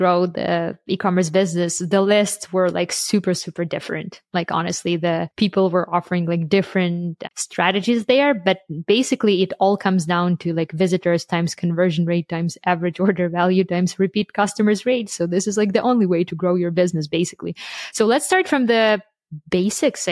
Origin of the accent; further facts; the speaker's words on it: Canada; I'm from Canada. We had our Thanksgiving like a month ago